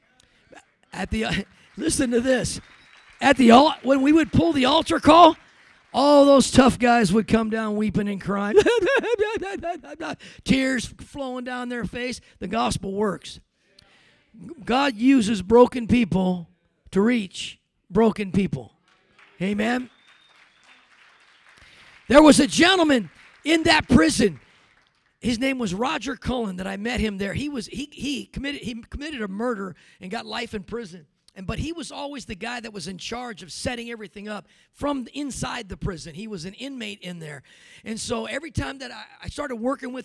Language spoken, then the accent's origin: English; California, United States; now in Denver, United States; I grew up in California